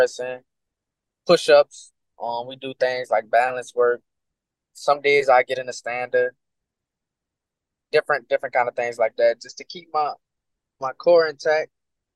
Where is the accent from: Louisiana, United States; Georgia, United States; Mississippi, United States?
Louisiana, United States; I'm from Louisiana